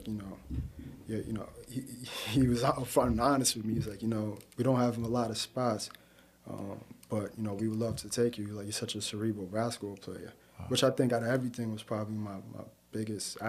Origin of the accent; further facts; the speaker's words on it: New York City, New York, United States; I'm from Queens Village